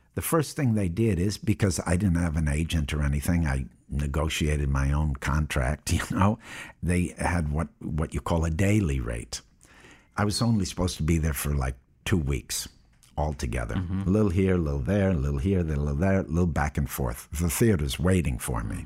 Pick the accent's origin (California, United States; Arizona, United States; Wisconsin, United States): Wisconsin, United States; Appleton; I was born in Appleton, Wisconsin in 1955.